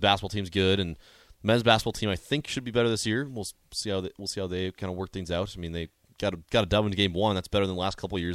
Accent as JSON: {"language": "English", "region": "North Dakota", "country": "United States", "moved": "as an adult", "lives_now": "Nebraska, United States", "said": "I'm originally from North Dakota, and I oh, came down here for college"}